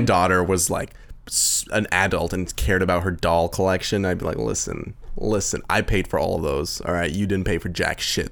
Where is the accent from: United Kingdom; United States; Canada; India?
Canada; we're Canadian, too